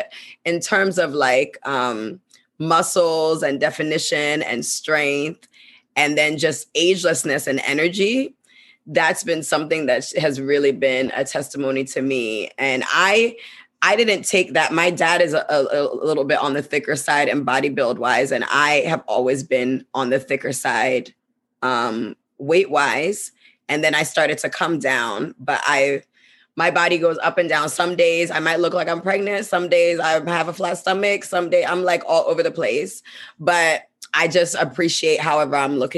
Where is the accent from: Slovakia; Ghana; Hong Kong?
Ghana; also born or lived in United States; we're from Ghana. And I'm based in Ghana, but I come to US quite a bit. And we grew up, we have dual citizenship, so we're back and forth